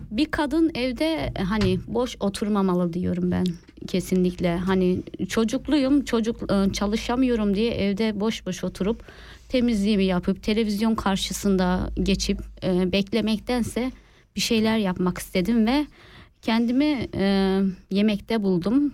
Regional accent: Kahramanmaraş, Turkey; now in Switzerland; Maraşlıyım. Maraş e, Çağlayancı Elite, Elite kasabasında dünyaya geldim.

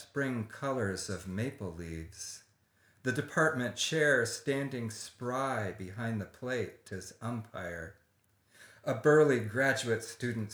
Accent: Corvallis, Oregon, United States; now in Santa Barbara, United States; I grew up in Corvallis, Oregon, in the Willamette Valley

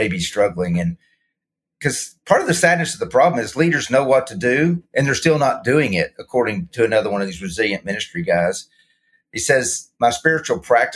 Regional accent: Arkansas, United States; born and raised in Arkansas

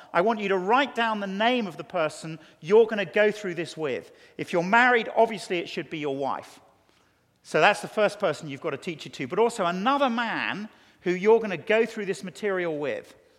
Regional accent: England, United Kingdom; as an Englishman

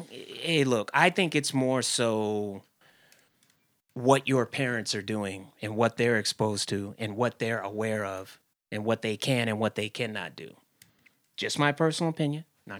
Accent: Washington, District of Columbia, United States; When I was a kid, right, I grew up all over the country, but one of the places that we grew up was in Washington, D.C., right? So we didn't have a lot of money.

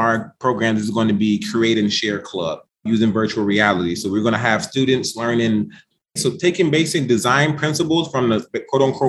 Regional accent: Chicago, Illinois, United States; I'm from Chicago Public Schools. I graduated salutatorian of my high school class in the south side of Chicago

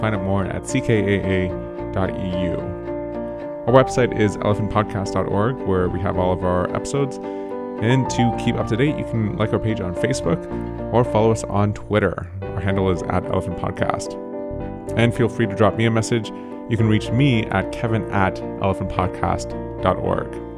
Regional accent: Toronto, Ontario, Canada; moved away; I'm from Toronto originally

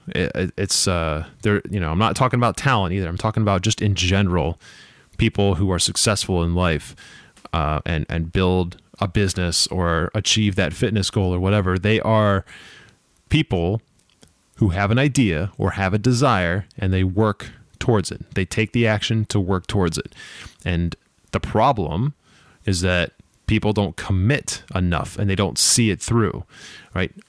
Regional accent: Boston, Massachusetts, United States; I'm from Boston, the Boston area

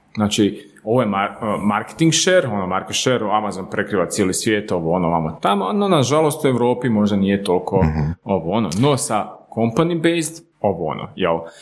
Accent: Slavonski Brod, Brod-Posavina County, Croatia; moved away as an adult; now in Zagreb, Croatia; mi smo iz Slavonskog broda, jel? Tu smo u Zagrebu već na jedno 10 plus godina.

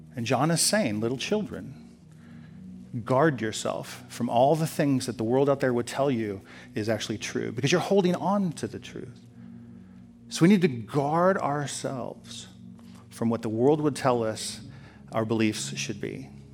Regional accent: United States; I'm an American

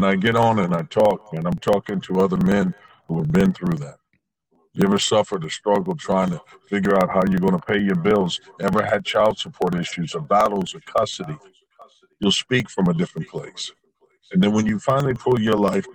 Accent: Anderson, Indiana, United States; I was born in Anderson, Indiana, and I was the only child.

